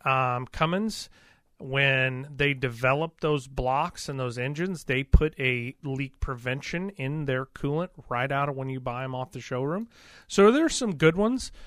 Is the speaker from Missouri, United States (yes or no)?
yes; Missouri, United States; We're from Missouri